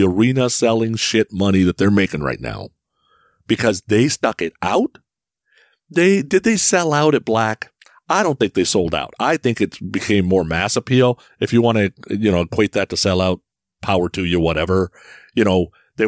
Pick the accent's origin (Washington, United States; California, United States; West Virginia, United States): California, United States; San Francisco; I grew up in San Francisco